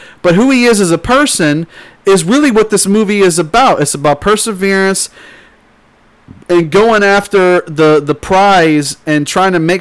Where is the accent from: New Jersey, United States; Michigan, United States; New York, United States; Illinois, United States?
Illinois, United States; Rock Island; I grew up in Illinois, and we didn't live in Chicago. We lived in Rock Island.